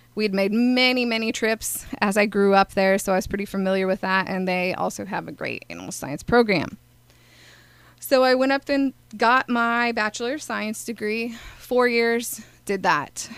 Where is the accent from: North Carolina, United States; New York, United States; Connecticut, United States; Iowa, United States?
Iowa, United States; Altoona; now in Carbondale, United States; I am originally from Altoona, Iowa, and I actually grew up in town